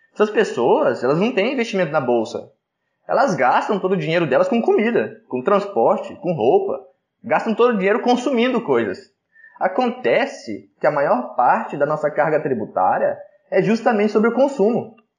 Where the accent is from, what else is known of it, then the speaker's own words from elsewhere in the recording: Brazil; A gente é brasileiro